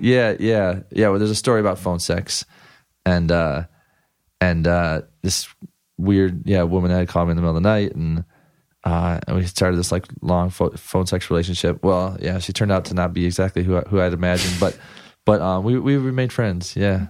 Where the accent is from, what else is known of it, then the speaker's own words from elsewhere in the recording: Ann Arbor, Michigan, United States; moved away as an adult; also born or lived in Ypsilanti, Michigan / Chicago / Washington, D.C. / New Mexico; now in Los Angeles, United States; I grew up in, like, Ypsilanti, Michigan, and Ann Arbor, Michigan